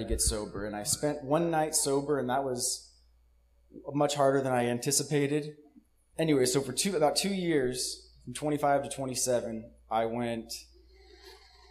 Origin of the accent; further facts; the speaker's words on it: Jackson, California, United States; I was born and raised in Jackson, California